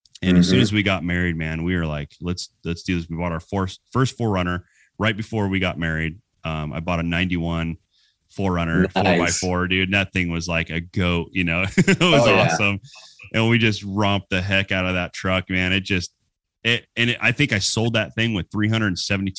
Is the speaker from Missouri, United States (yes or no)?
no; California, United States; also born or lived in Arizona; I grew up in California, was born here in Arizona, but immediately moved to California and spent most of my life there.